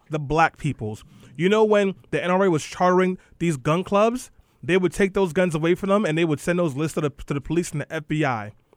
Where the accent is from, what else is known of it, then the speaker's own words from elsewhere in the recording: New York City, New York, United States; as a kid growing up in East New York